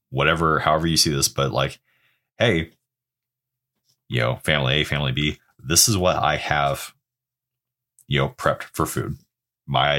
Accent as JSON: {"language": "English", "region": "Oregon", "country": "United States", "tie": "born or raised there", "said": "growing up in Oregon"}